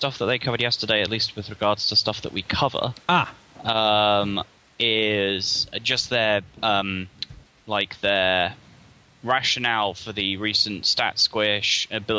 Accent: South England, United Kingdom; I'm from South England.

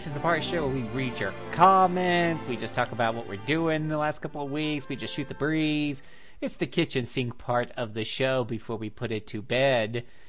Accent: the South, United States; accent: Southern; Ooh, I love reading French, especially with my southern accent.

